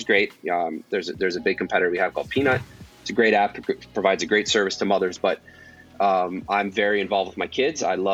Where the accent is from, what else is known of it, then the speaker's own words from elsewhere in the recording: Detroit, Michigan, United States; moved away as an adult; now in Los Angeles, United States; I'm actually from Detroit